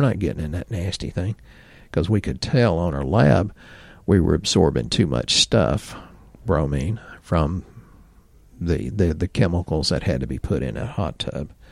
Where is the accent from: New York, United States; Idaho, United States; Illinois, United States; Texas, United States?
Texas, United States; accent: redneck Texan; I'm redneck Texan 'cause I'm rural